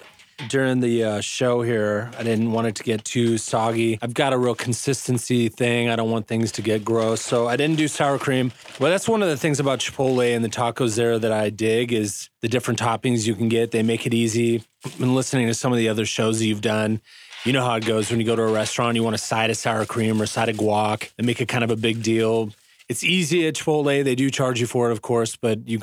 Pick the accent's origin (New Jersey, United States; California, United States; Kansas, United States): Kansas, United States; Lawrence; growing up in Lawrence